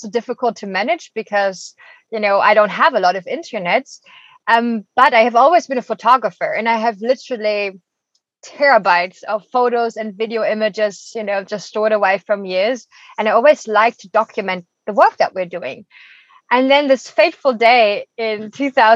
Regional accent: Germany; moved away as an adult; now in Costa Rica; I'm originally from Germany

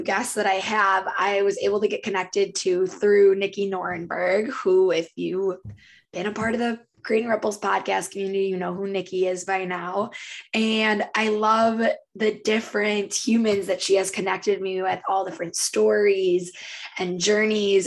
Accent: Minnesota, United States; we're both from Minnesota, her

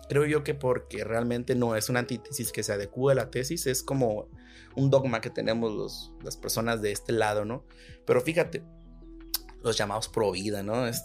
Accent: Monterrey, Nuevo León, Mexico; vengo de azul, soy, soy güerito de Monterrey, panista

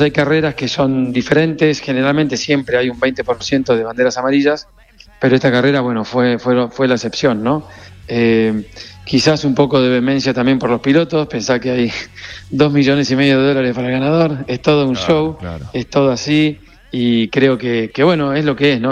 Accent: Corrientes, Argentina; moved away as an adult; also born or lived in Buenos Aires, Argentina / Miami, United States; now in United States; Yo en Argentina de los 18 años me fui a Buenos Aires desde Corrientes. Eh, yo nací igual en Buenos Aires, pero estuvimos terminé el secundario en Corrientes

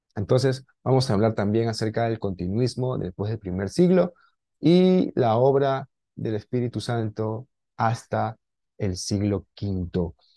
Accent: Lima, Peru; moved away as an adult; now in Peruvian jungle, Peru; estoy en la selva peruana, soy de Lima

